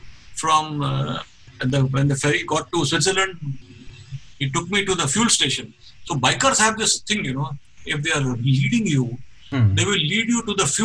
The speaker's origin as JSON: {"language": "English", "town": "Mumbai", "region": "Maharashtra", "country": "India", "said": "I said, yes, I'm from Mumbai."}